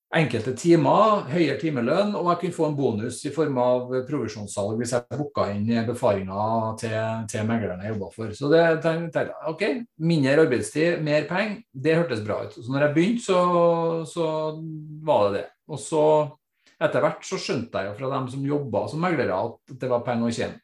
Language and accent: Norwegian; Trondheim, Trøndelag, Norway; født og oppvokst på Kolstad rett utenfor Trondheim, og har bodd her stort sett hele mitt liv